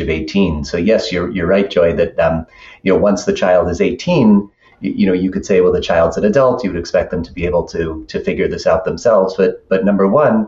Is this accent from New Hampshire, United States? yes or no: no; Buffalo, New York, United States; I grew up in Buffalo as an adoptee